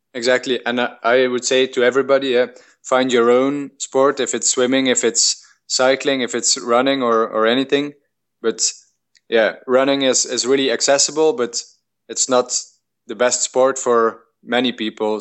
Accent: Belgium; I'm from Belgium, our climate is really moderate

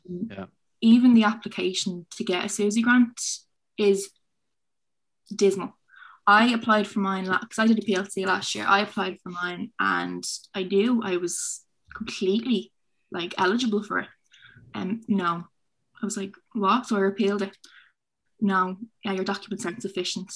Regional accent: Dublin, Leinster, Ireland; I'm from Finglas, so it's a disadvantaged area

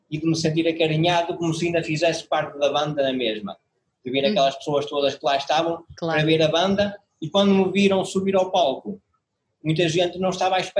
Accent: Porto, Norte, Portugal; Você foi parar o meu número de telefone e nós somos do Porto.

